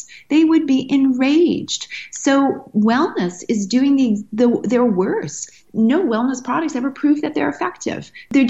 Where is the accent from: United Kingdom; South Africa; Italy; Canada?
Canada; Manitoba